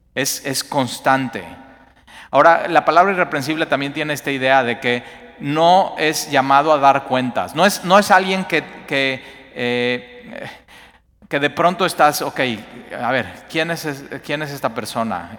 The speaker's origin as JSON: {"language": "Spanish", "country": "Mexico", "said": "como mexicanos"}